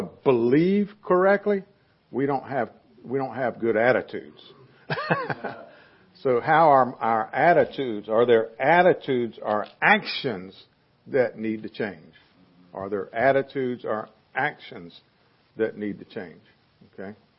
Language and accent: English; the South, United States; I'm a Southerner